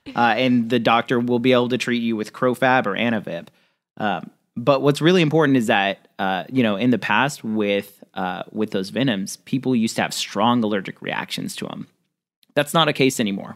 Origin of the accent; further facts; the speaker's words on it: Central California, United States; also born or lived in Midwest; now in New Orleans, United States; I grew up in Central California, lived in the Midwest for a while, live down in New Orleans now